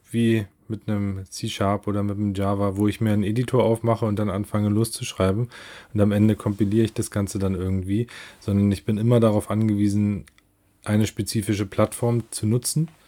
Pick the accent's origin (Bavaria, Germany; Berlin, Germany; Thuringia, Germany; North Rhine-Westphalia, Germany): Berlin, Germany; Ja, ich komme aus Berlin. Ich bin 38 Jahre alt